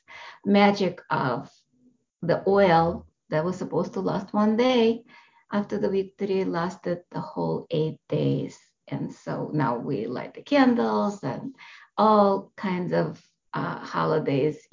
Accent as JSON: {"language": "English", "country": "Russia", "tie": "born or raised there", "moved": "yes", "said": "I was born in Russia"}